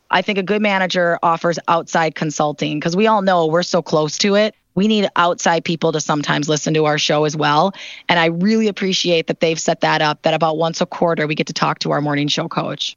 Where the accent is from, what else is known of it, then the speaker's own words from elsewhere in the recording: Milwaukee, Wisconsin, United States; moved away as an adult; Milwaukee, as you mentioned, is my hometown